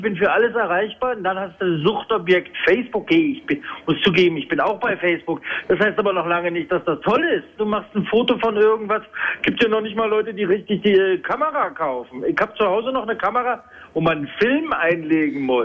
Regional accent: Berlin, Germany; bei uns in Berlin

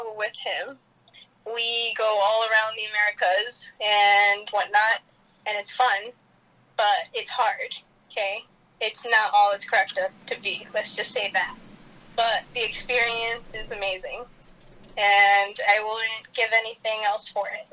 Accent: Rockport, Illinois, United States; moved away; I am born and raised Rockport, Illinois, about 40 minutes from Chicago

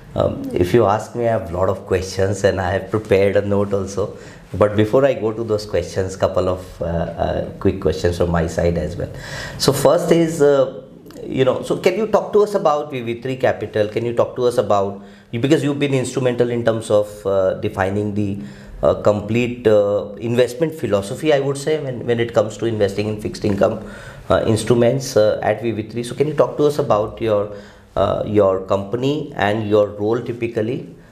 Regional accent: India; we as an Indian

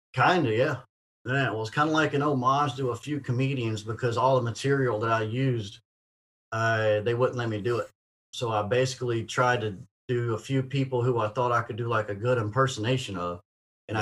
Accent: Ocean Springs, Mississippi, United States; moved away as an adult; also born or lived in Vancleave, Mississippi / Los Angeles, California; right here in my hometown of Ocean Springs.

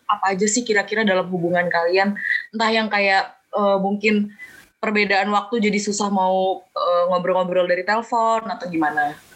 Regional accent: Lampung, Indonesia; gue kan balik karena asal gue di Lampung, jadi gue kayak balik ke Lampung ya udah LDR gitu.

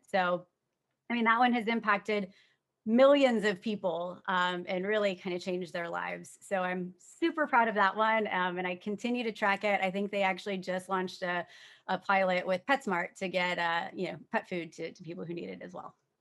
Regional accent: Tampa, Florida, United States; moved away as an adult; now in Washington, D.C., United States; born and raised in Tampa

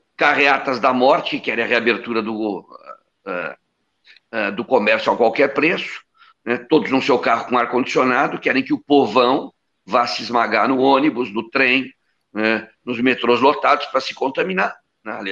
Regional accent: Brazil; Nós somos brasileiros

